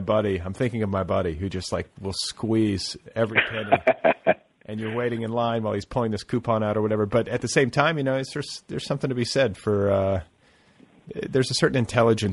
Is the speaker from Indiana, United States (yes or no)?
yes; Indiana, United States; moved away; also born or lived in Wisconsin; I remember the Walden Books at the mall that I spent so much time at. During my adolescence in Indiana